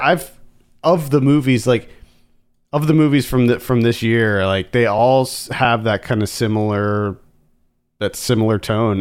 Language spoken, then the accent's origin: English; Central Pennsylvania, United States; moved away; where we grew up in Pennsylvania